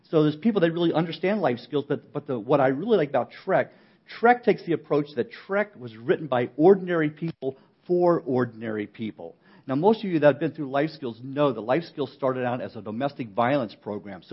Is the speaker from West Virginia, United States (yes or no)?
yes; West Virginia, United States; I'm from West Virginia